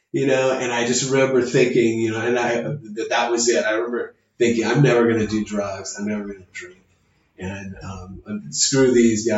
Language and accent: English; Chula Vista, California, United States; also born or lived in Stockton, California; growing up in Chula Vista, you know, probably moved to Chula Vista when I was like 3 years old